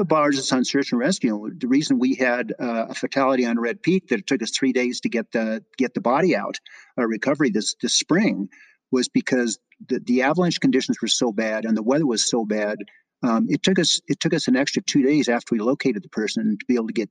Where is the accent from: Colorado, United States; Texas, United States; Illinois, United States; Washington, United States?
Colorado, United States; moved away as an adult; also born or lived in California; I was raised in Colorado before I moved away to California